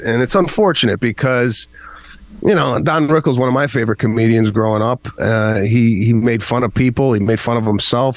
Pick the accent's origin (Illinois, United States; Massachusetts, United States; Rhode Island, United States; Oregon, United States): Illinois, United States; Arlington Heights; growing up in Arlington Heights, Illinois